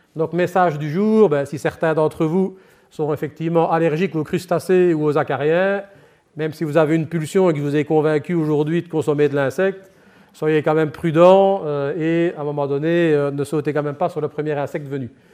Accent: Liège, Wallonia, Belgium; accent: Liège; mon accent laisse présager, ben, je suis effectivement liégeois d'origine

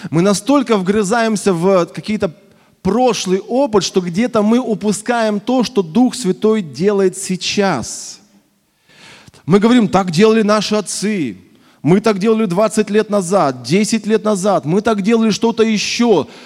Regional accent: Russia; also born or lived in Krasnoyarsk; я родился в Красноярске, но большую часть жизни прожил в небольшом провинциальном городе в своей молодости.

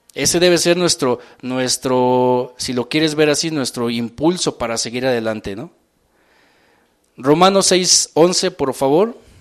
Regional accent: Mexico City, Mexico; acelere que tenemos como, como mexicanos, como defeños

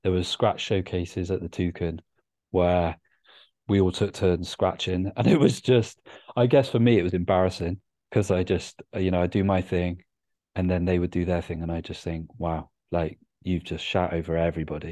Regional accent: Bristol, South West England, United Kingdom; moved away as an adult; also born or lived in Cardiff; I'm from Bristol, but I spent good 4 years of my life immersed in the Cardiff hip hop scene when I was at university.

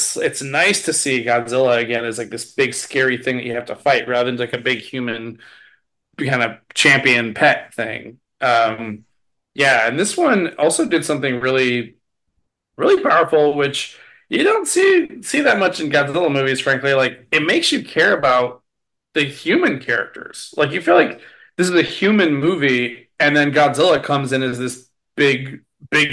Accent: United States; I'm an American

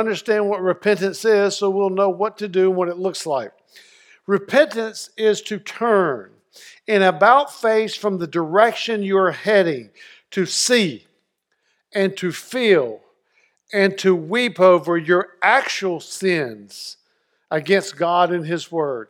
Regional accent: North Carolina, United States; When I was at growing up in Eastern North Carolina, it snowed. I was 16.

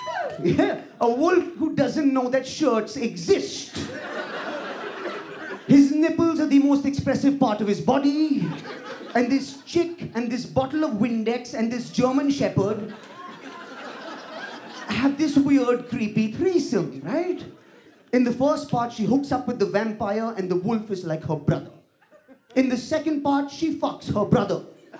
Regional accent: India; No, as an Indian, so I'm academic about shit, right?

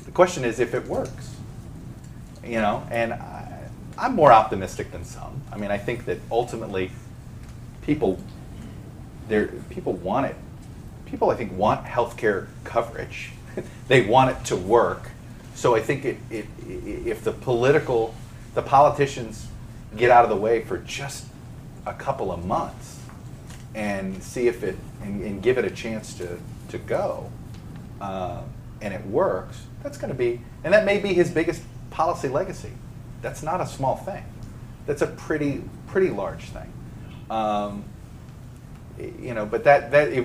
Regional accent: Miami, Florida, United States; I grew up in Miami

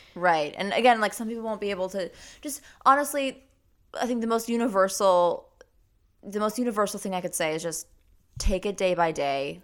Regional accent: Wyoming, United States; I'm from Wyoming, Cheney's home state

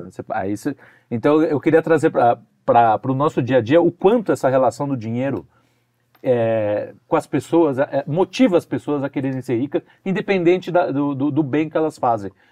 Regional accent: Moema, São Paulo, Brazil; vivi minha vida inteira em Moema, só gente supostamente com dinheiro

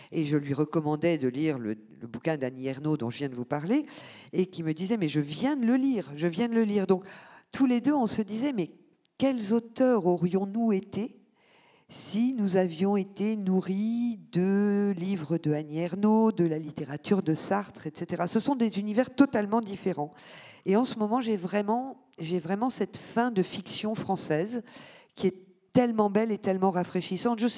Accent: England, United Kingdom; French is a second language; n'oubliez pas que je suis anglaise et que les relations franco-britanniques sont quand même des relations un petit peu compliquées historiquement.

